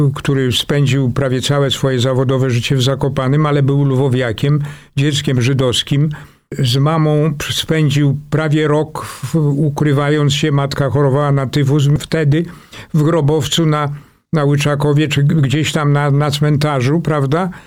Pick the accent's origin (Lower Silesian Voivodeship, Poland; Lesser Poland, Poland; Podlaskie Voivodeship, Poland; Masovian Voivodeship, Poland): Masovian Voivodeship, Poland; Warsaw; Praga odgrywa ogromną rolę w moim życiu. To jest mój heimat, tak bym to nazwał. To jest. Y ta moja mała ojczyzna, w ogóle czuję się bardzo warszawiakiem